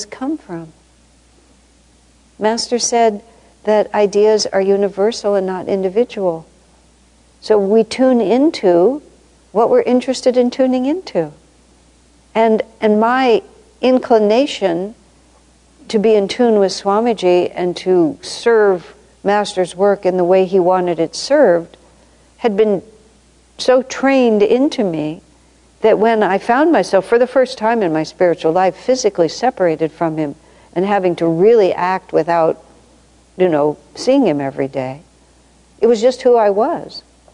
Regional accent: United States; also born or lived in Ananda Village; I'm American and we have a different system

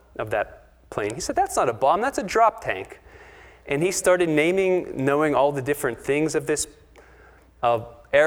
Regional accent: Pittsburgh, Pennsylvania, United States; I'm from Pittsburgh

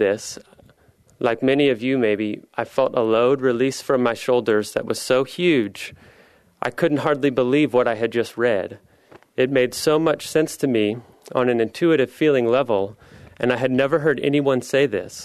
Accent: Midwest, United States; moved away as an adult; also born or lived in Philadelphia / San Francisco / Los Angeles; now in Seattle, United States; I grew up in the Midwest, and I went to school at the University of Missouri

